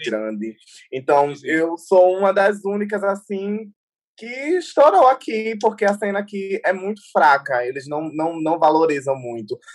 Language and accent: Portuguese; Maceió, Alagoas, Brazil; now in São Paulo, Brazil; Sempre, eu sempre priorizo Maceió, priorizo a minha cidade, priorizo o, a, a, é, o Jacintinho, que foi de onde eu surgir, que é o meu bairro.